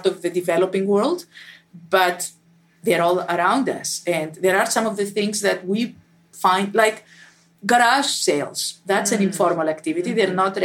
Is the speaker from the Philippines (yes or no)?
no; Athens, Attica, Greece; moved away as an adult; I was born in Athens and spent my first 25 years of my life there